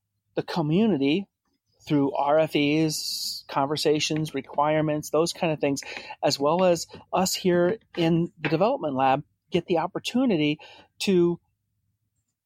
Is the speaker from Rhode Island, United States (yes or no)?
yes; Rhode Island, United States; moved away; I'm originally from Rhode Island, so I grew up just south of Boston. So I'm an East Coaster